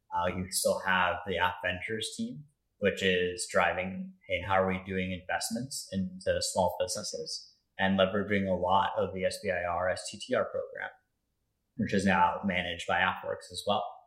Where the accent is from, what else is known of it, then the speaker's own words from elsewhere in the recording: Denver, Colorado, United States; moved away as an adult; also born or lived in Louisiana; I grew up in Denver, Colorado.